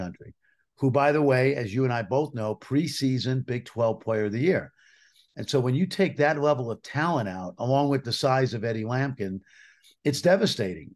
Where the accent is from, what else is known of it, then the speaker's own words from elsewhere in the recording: New York City, New York, United States; I grew up in New York City.